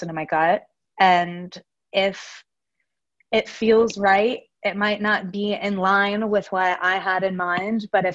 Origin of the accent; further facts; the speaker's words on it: Memphis, Tennessee, United States; now in Nashville, United States; I grew up in Memphis